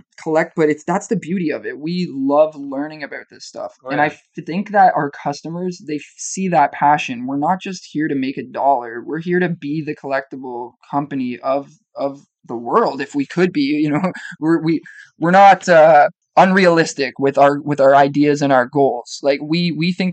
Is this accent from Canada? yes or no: yes; Collingwood, Ontario, Canada; we're from the Collingwood area.